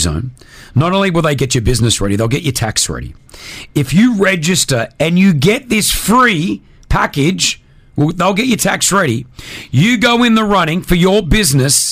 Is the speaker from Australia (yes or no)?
yes; Australia; now in United Arab Emirates; I'm from Australia